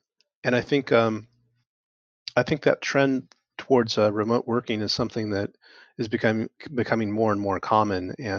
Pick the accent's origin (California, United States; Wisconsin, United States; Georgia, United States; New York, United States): California, United States; moved away; I'm originally from California